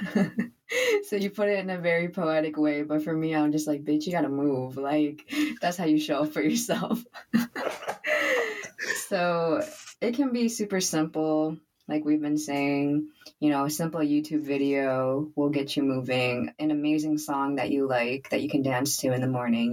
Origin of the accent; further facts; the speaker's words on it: United States; growing up as first generation American